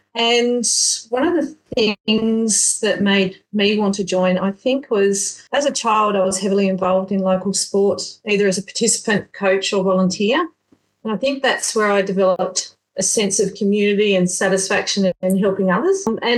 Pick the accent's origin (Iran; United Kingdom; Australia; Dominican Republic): Australia; Tasmania; born or raised there